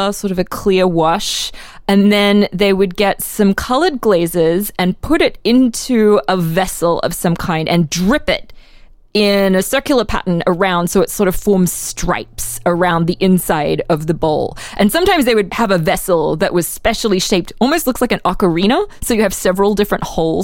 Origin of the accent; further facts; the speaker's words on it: Brisbane, Queensland, Australia; moved away as an adult; now in Philadelphia, United States; I'm from Australia